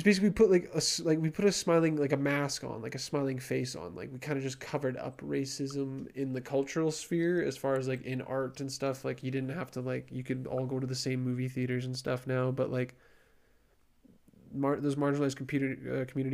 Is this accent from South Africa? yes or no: no; Canada